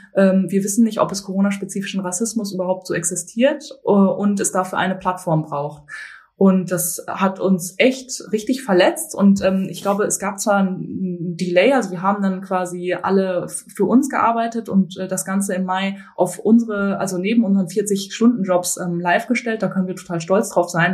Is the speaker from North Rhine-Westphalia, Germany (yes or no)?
yes; Bielefeld, North Rhine-Westphalia, Germany; moved away as an adult; now in Berlin, Germany; Ich bin äh, in Bielefeld aufgewachsen